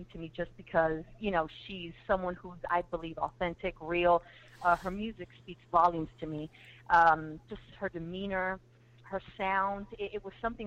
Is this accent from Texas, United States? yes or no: no; Miami, Florida, United States; I grew up in Miami, Florida. I'm from Miami, Florida